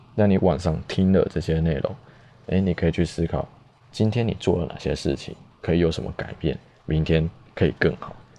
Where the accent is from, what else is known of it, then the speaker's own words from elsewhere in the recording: New Taipei, Taiwan; also born or lived in Chiayi / Tainan / Taichung; 我在嘉义出生，在台南长大，小时候比较熟悉的生活圈都是在北台南。那幼稚园后就在新北跟台北就学